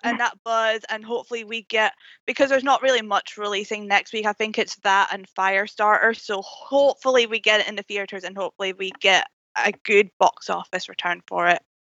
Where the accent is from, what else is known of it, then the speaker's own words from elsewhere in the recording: United Kingdom; a British Oscar pundit